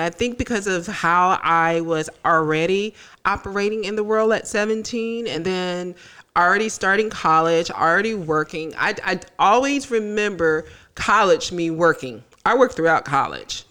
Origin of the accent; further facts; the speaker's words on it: Tallahassee, Florida, United States; I grew up in Tallahassee